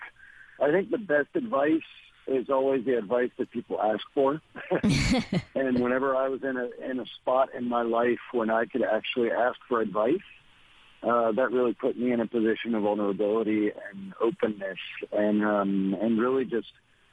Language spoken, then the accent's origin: English; Louisiana, United States; I was born in Louisiana and raised there